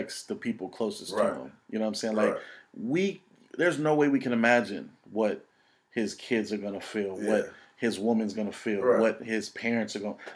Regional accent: Oakland, California, United States; I grew up in East Oakland.

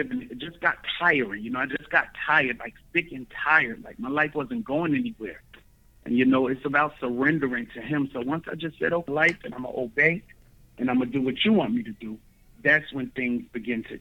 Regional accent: Newark, New Jersey, United States; moved away as an adult; now in Georgia, United States; I'm actually originally from Newark, New Jersey. It's up north. But right now I'm resident in Georgia

